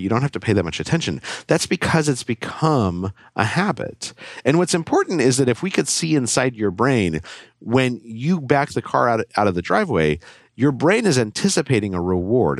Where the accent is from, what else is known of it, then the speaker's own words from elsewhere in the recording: Albuquerque, New Mexico, United States; I grew up in Albuquerque, New Mexico